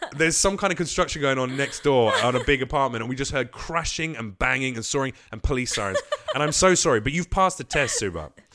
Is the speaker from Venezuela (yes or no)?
no; England, United Kingdom; moved away as an adult; now in United States; I'm from England. But motherfucker, I moved here three years ago and I do stand up